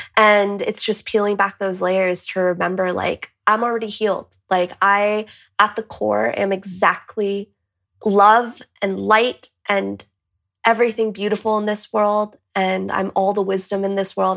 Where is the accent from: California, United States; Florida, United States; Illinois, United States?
California, United States; moved away as an adult; also born or lived in Boston; now in Madrid, Spain; I'm from California, but I'm currently in Madrid.